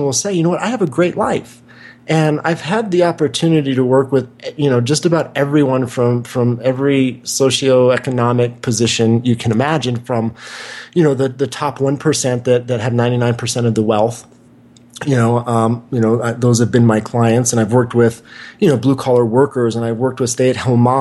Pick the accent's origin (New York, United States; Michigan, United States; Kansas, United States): Kansas, United States; Wichita; moved away; also born or lived in Santa Monica, California; I grew up in Wichita, Kansas